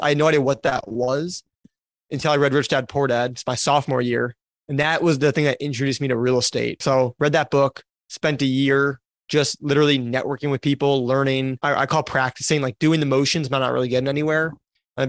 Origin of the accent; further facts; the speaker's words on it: Wisconsin, United States; moved away as an adult; also born or lived in Florida; where I grew up in Wisconsin, even though I was in Florida at the time for college